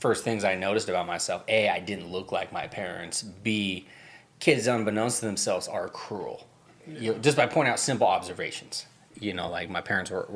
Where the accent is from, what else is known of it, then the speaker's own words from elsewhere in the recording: Alaska, United States; also born or lived in Montana; I was adopted from an Indian reservation in Montana to a family in Alaska